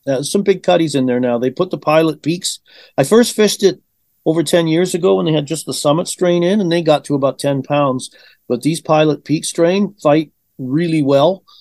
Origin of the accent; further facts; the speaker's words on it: Vancouver Island, British Columbia, Canada; moved away as an adult; also born or lived in Liverpool, England / Chilliwack, British Columbia; now in Edmonton, Canada; I grew up on Vancouver Island